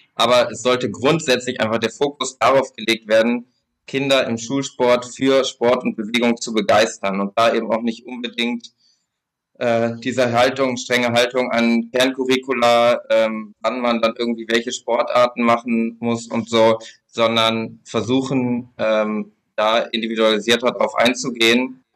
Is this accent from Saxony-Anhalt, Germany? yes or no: no; Lower Saxony, Germany; bei mir in Niedersachsen, wo ich herkomme